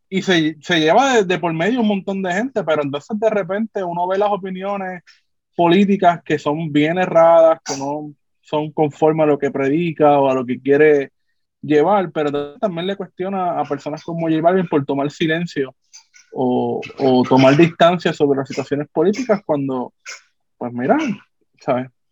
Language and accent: Spanish; Puerto Rico; seguimos siendo puertorriqueños